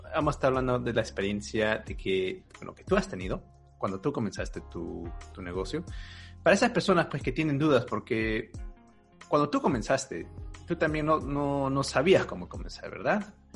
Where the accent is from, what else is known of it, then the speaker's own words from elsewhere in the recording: Peru; now in Germany; yo, soy de Perú y no estoy viviendo en Perú, yo estoy viviendo en Alemania.